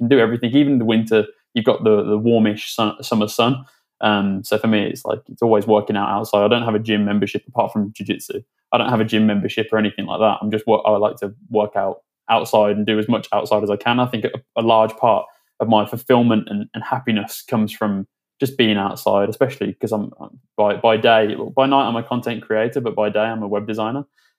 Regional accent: Birmingham, West Midlands, United Kingdom; also born or lived in London / Sydney, Australia; now in Madrid, Spain; I'm from Birmingham originally, but my family came down to London.

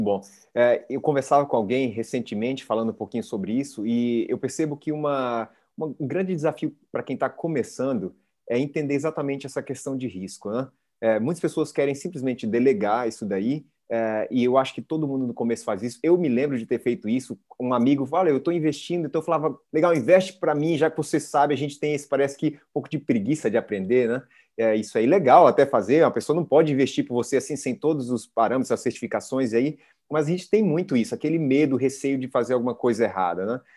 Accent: Paraíba, Brazil; Eu também sou paraibano

